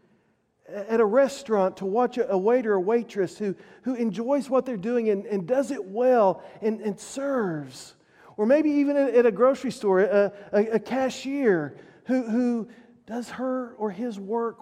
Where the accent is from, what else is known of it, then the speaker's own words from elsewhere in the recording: Oklahoma, United States; we're all from Oklahoma